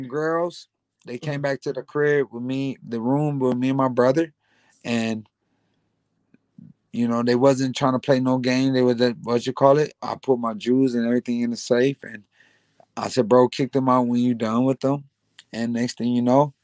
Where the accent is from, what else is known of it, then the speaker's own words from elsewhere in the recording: Grand Rapids, Michigan, United States; now in New York, United States; I lived in New York longer than I lived in my hometown in Grand Rapids, Michigan.